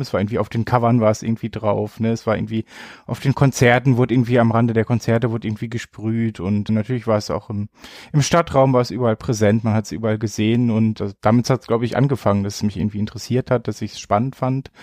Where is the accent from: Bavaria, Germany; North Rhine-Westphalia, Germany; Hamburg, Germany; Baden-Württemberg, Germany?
North Rhine-Westphalia, Germany; Bielefeld; moved away as an adult; now in Paderborn, Germany; Geboren bin ich tatsächlich in Bielefeld, bin dann so vor knapp 15 Jahren, glaube ich, fürs Studium nach Paderborn gezogen